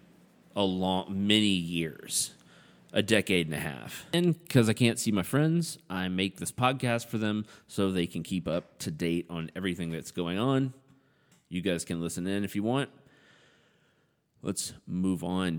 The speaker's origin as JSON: {"language": "English", "region": "American South", "country": "United States", "said": "we're all American Southerners"}